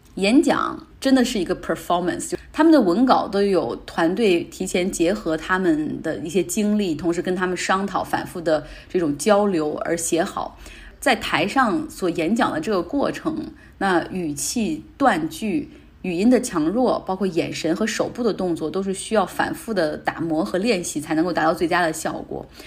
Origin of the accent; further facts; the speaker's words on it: Northeast China, China; 我们东北那边又出现了下岗潮